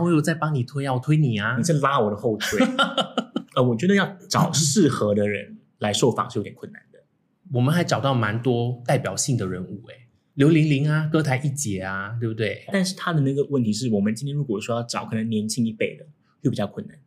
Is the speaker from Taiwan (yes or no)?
no; Singapore